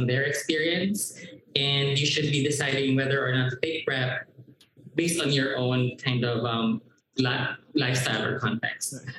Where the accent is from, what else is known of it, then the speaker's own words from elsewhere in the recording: Mindanao, Philippines; because I'm from Mindanao